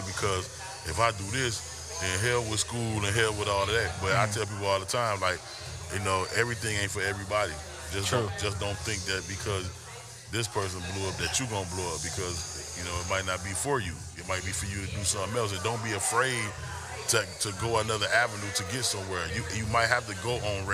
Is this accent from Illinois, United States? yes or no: yes; Chicago, Illinois, United States; now in Atlanta, United States; I'm from Chicago originally